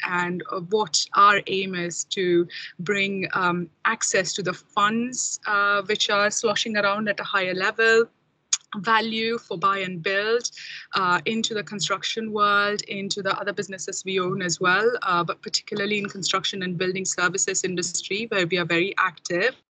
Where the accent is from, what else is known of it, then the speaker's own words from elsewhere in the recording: India; moved away as an adult; now in United Kingdom; I'm from India originally, and I came to UK about 16 years ago. Um, did my masters here